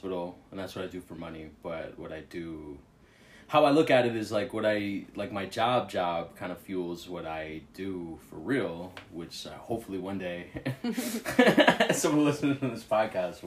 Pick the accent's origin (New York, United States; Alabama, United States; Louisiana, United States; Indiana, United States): New York, United States; New York City; also born or lived in Queens, New York; I grew up in Brooklyn, Kensington to be exact